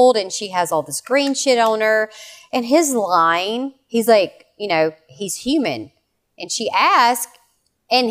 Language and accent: English; the South, United States; I am from the South.